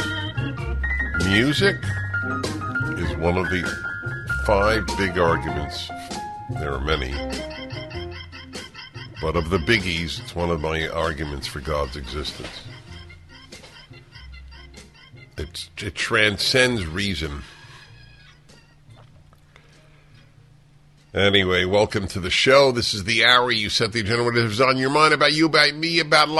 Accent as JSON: {"language": "English", "town": "New York City", "region": "New York", "country": "United States", "tie": "born or raised there", "said": "And I grew up in New York"}